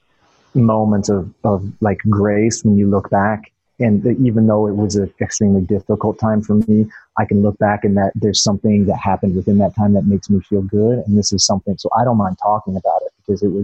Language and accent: English; Maysville, Kentucky, United States; born or raised there; moved away